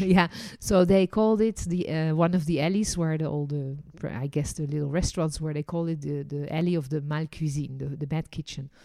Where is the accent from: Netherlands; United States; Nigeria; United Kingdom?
Netherlands; also born or lived in France; now in Israel; I was born in Holland